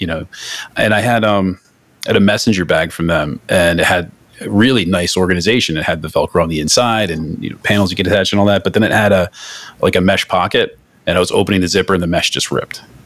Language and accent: English; Northeast, United States; I'm from the Northeast